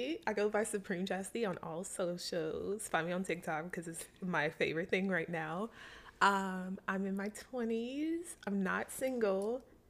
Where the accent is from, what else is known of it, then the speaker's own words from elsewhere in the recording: Minnesota, United States; now in Atlanta, United States; Okay, I moved here from Minnesota, and this girl was like, oh, my God, I curated a list of, like, all this shit to do.